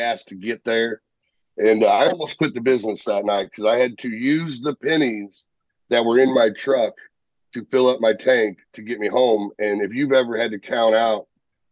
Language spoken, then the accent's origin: English; St. Louis, Missouri, United States; I grew up in St. Louis